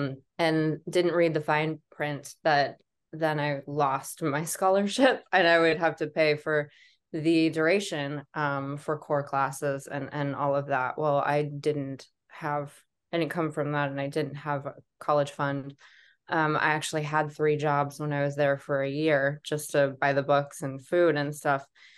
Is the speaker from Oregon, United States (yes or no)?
no; Columbine, Colorado, United States; I feel like when I tell people that that's where I went to high school, they're always like, oh my gosh, I'm so sorry.